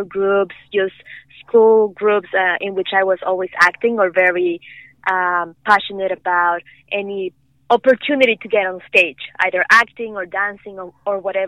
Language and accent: English; Morelia, Michoacán, Mexico; moved away as an adult; also born or lived in Vancouver, Canada; now in Los Angeles, United States; I was born and raised in Mexico